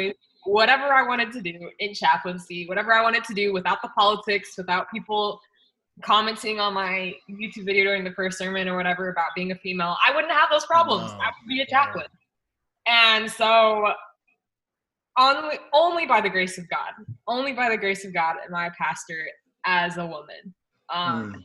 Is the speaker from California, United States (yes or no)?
yes; Loma Linda, California, United States; moved away as an adult; now in Tampa, United States; I grew up in Loma Linda